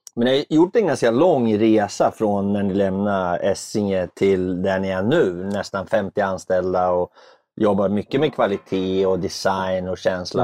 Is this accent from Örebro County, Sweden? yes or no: yes; Örebro, Örebro County, Sweden; now in Stockholm, Sweden; Jag är från Örebro